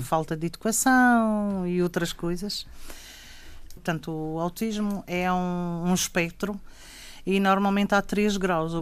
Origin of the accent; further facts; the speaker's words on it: Ponta do Sol, Madeira, Portugal; sou da Ponta de Sol. Hum e vivo e trabalho na Ponta do Sol